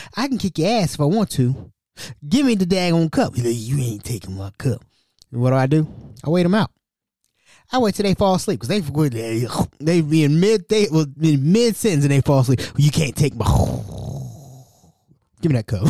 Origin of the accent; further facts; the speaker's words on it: Hamilton, Ohio, United States; I'm from Hamilton, Ohio, right? I'm from Hamilton